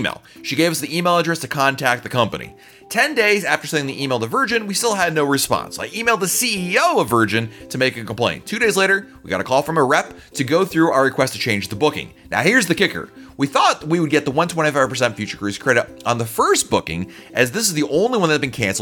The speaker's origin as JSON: {"language": "English", "country": "United States", "said": "I'm an American"}